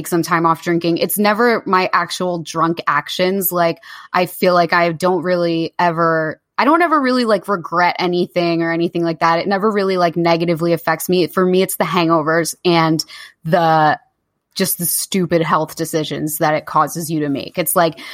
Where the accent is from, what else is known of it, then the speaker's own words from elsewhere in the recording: Jersey Shore, New Jersey, United States; moved away as an adult; also born or lived in New York; now in London, United Kingdom; I'm from the Jersey Shore